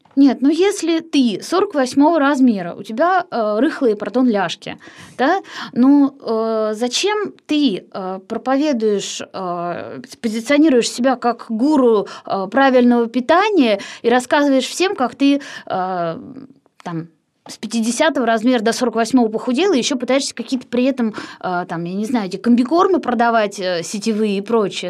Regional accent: Kirsanov, Tambov Oblast, Russia; moved away as an adult; now in Moscow, Russia; я из Кирсанова вообще сама

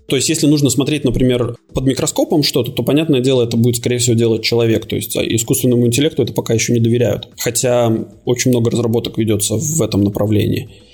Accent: Latvia; moved away as an adult; also born or lived in Cyprus; now in Malta; Родился я в Латвии

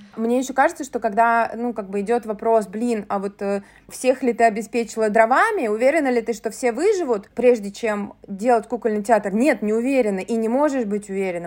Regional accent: Saint Petersburg, Russia; я из Санкт-Петербурга, да, историю нашего города, Ленинград

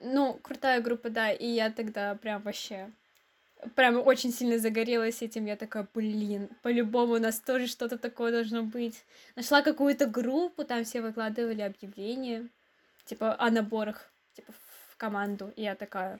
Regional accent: Izhevsk, Udmurtia, Russia; Мне 19 лет. Я из Ижевска.

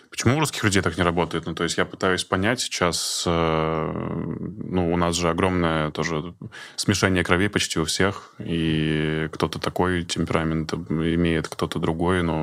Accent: Udmurtia, Russia; мы из Удмуртии

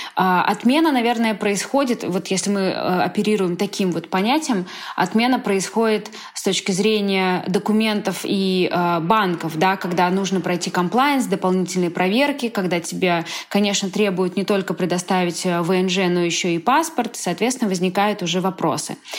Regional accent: Moscow, Russia; moved away as an adult; now in Barcelona, Spain; мы вообще из Москвы

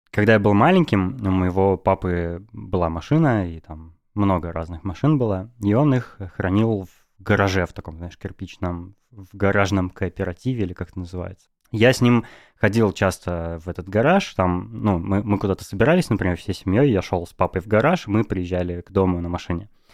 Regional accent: Novosibirsk, Novosibirsk Oblast, Russia; now in Moscow, Russia; я из Новосибирска сам

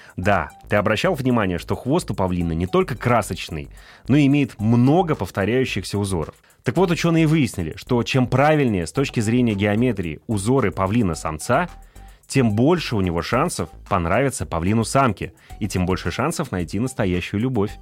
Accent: Ufa, Bashkortostan, Russia; я сам родом из Уфы, и у нас там есть знаменитый башкирский мед

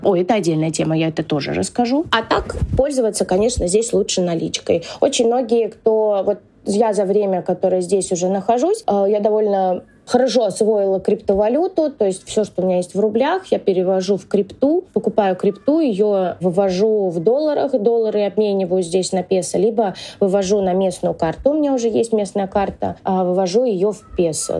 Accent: Russia; moved away as an adult; now in Argentina; я родилась в России

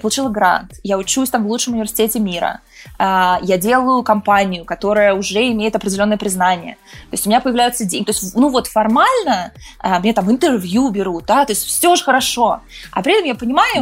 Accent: Balashikha, Moscow Oblast, Russia; moved away as an adult; now in United States; Я родилась, выросла в России, сейчас живу в Штатах

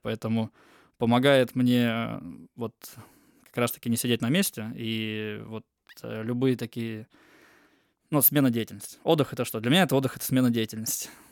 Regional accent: Almaty, Kazakhstan; now in Russia; я в Казахстане родился, я там из Алматы

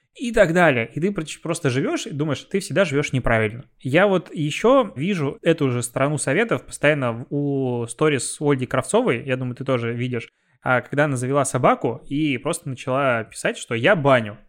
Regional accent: Belarus; moved away; у меня на родине. В Беларуси

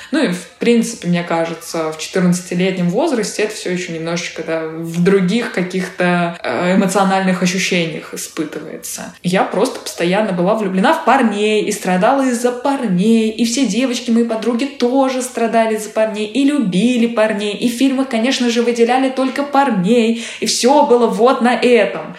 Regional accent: Saint Petersburg, Russia; moved away; Да, я и родилась в Питере, и выросла в Питере, и вот до последнего момента жила в Питере

